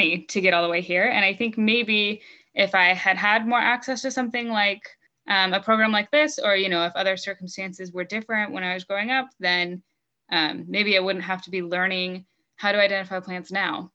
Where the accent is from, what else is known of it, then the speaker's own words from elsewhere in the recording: Utah, United States; I'm from Utah